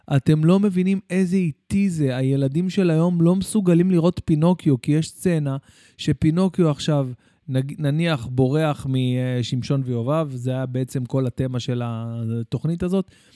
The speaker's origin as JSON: {"language": "Hebrew", "town": "Bat Yam", "region": "Tel Aviv District", "country": "Israel", "tie": "born or raised there", "also_born_or_lived": "Jerusalem", "said": "אני אה, גדלתי בירושלים והגעתי לבת ים בגיל שבע"}